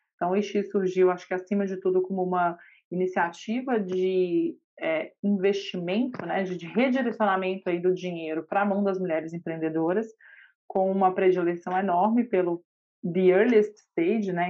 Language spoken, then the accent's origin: Portuguese; Minas Gerais, Brazil; Eu sou mineira e advogada de formação